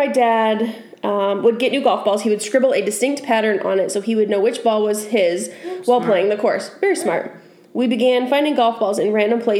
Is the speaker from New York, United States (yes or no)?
no; Maine, United States; where I grew up in Maine, that was like... Just, we had tons of fields